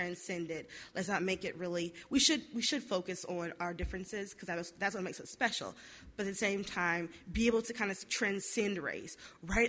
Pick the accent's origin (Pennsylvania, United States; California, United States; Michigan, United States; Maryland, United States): Michigan, United States; Detroit; I'm from Detroit